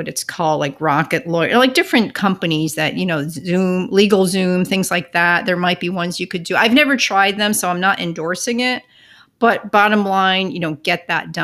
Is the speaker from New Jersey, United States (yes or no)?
yes; Northern New Jersey, United States; about 12 miles from where I grew up in Northern Jersey